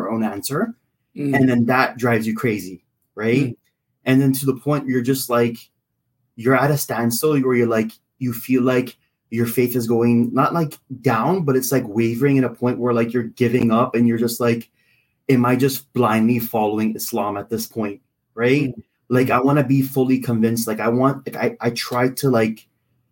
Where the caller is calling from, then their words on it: Canada; I'm calling from Canada.